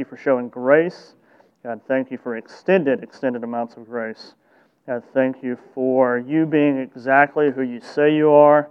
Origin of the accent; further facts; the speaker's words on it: the South, United States; I grew up in the South